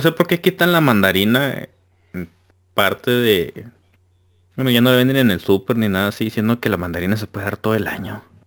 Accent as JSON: {"language": "Spanish", "town": "Culiacán", "region": "Sinaloa", "country": "Mexico", "moved": "yes", "lives_now": "Torreón, Mexico", "said": "yo soy de Culiacán. En, eh, Culiacán somos culichis"}